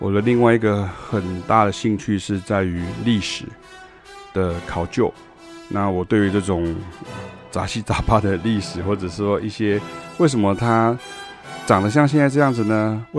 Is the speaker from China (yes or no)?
no; Puzi, Chiayi County, Taiwan; 因为凯亚老师的这个老家在台南新营哈，那我的老家是在嘉义朴子哈朴子，